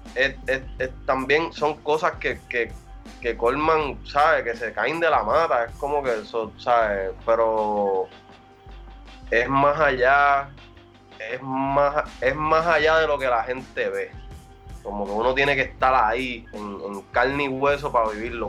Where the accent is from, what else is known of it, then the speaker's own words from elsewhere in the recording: Puerto Rico; moved away as an adult; yo soy boricua